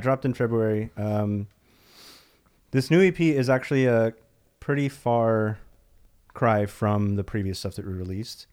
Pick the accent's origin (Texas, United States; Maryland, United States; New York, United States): Texas, United States; Dallas; born or raised there; also born or lived in El Paso, Texas / San Francisco area; now in Los Angeles, United States